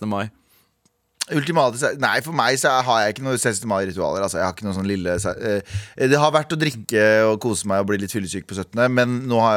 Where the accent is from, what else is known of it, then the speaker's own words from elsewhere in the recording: Mysen, Østfold, Norway; Jeg er fra Mysen